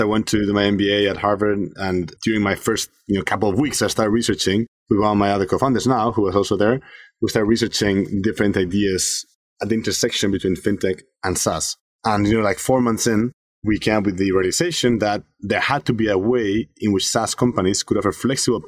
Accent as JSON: {"language": "English", "country": "Spain", "tie": "born or raised there", "moved": "yes", "said": "I'm originally from Spain. So I grew up there"}